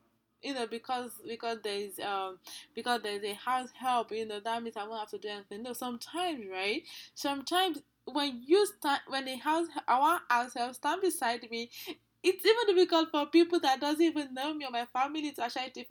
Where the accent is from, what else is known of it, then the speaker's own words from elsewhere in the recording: Nigeria; I'm from Nigeria